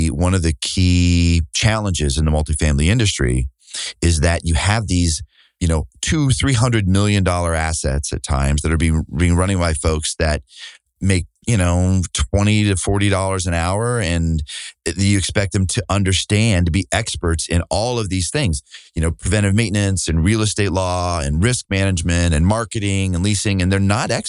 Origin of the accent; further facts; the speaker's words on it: Burlington, Iowa, United States; Burlington is look, at 20,000 people at the time, maybe it was 23,000. I grew up there.